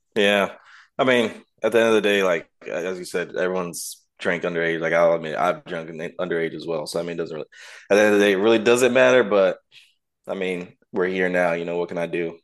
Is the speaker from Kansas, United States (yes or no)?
yes; Kansas, United States; moved away as an adult; now in Florida, United States; I'm originally from Kansas